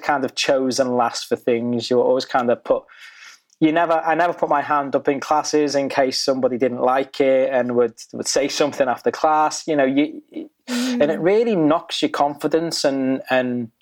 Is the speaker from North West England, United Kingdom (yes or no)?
yes; the Wirral, North West England, United Kingdom; We grew up in a very predominantly white British community called the Wirral